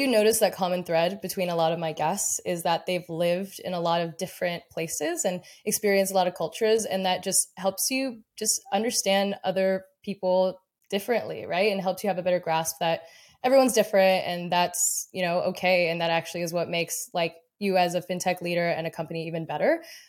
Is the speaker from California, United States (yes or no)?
yes; Mission Viejo, California, United States; moved away; I'm originally from Mission Viejo